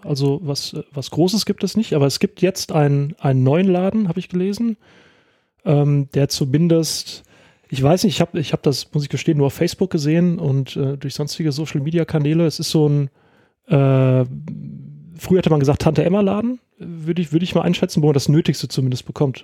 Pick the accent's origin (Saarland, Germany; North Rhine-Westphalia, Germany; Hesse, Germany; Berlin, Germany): Hesse, Germany; Rheingau; also born or lived in Winkel; ich, äh, bin groß geworden in Österreich, ähm, dann habe ich auch Eskapaden gehabt, aber auch immer im Rheingau gewesen und wohne jetzt in Winkel.